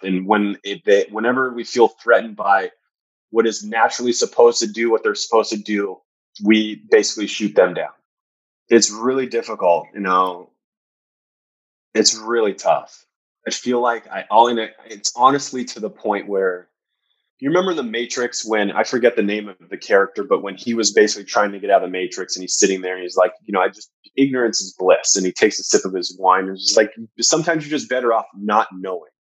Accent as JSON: {"language": "English", "region": "Southern California", "country": "United States", "tie": "born or raised there", "said": "I grew up in Southern California"}